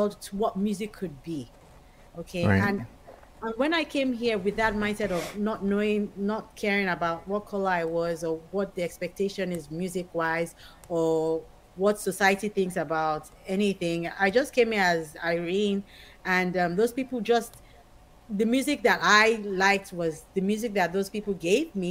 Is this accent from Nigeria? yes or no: yes; Nigeria; also born or lived in Maryland / Pennsylvania / Florida; now in United States; growing up in Nigeria, one of the advantages of growing up from a different country and coming to move to America